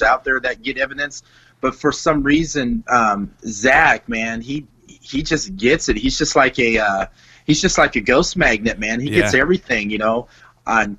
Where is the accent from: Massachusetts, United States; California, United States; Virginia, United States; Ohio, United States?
California, United States; Bakersfield; I grew up in Bakersfield, California.